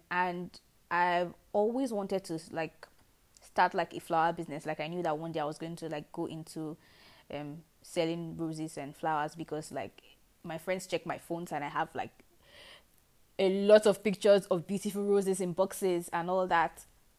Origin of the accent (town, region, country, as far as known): Nigeria; also born or lived in Lagos; now in Abuja, Nigeria